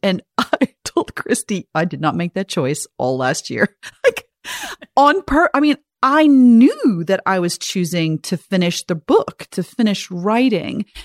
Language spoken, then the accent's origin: English; South Africa; growing up in South Africa